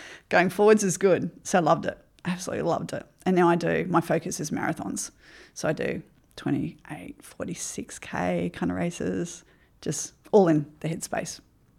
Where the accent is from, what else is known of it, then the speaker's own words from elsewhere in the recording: Ipswich, Queensland, Australia; also born or lived in Brisbane; Yeah, I grew up in Ipswich, moved to Brisbane as a young adult life. Come from a not educated family.